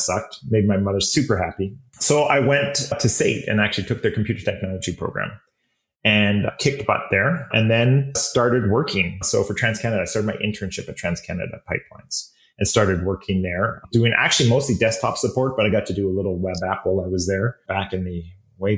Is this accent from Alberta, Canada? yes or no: yes; Calgary, Alberta, Canada; born and raised in Calgary.